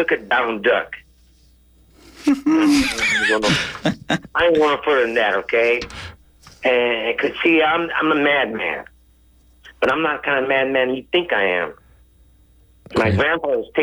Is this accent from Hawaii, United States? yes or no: yes; Hawaii, United States; now in Bay Area, United States; I'm from Hawaii